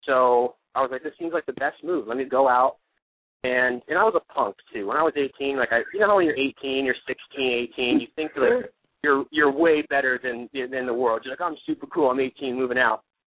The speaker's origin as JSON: {"language": "English", "region": "Ohio", "country": "United States", "tie": "born or raised there", "moved": "yes", "said": "and my whole life was just like, boom, boom, boom, like sports, and then it all stopped, and then I moved out here and star"}